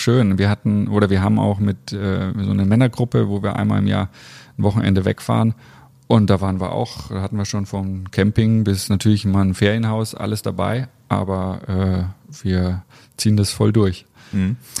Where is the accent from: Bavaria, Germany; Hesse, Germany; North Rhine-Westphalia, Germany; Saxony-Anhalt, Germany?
Bavaria, Germany; Bamberg; now in Leverkusen, Germany; Also ich bin in Bamberg äh, groß geworden, meine Familie lebt da.